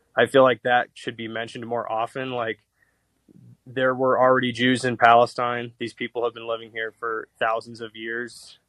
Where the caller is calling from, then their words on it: Toluca, State of Mexico, Mexico; I'm calling from uh, Toluca, in Mex in Mexico State right now.